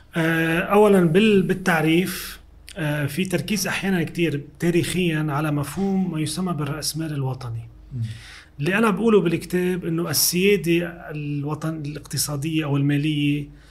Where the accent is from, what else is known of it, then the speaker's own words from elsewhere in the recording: Lebanon; سوريا اللي هي بتحدنا من الشمال ومن الغرب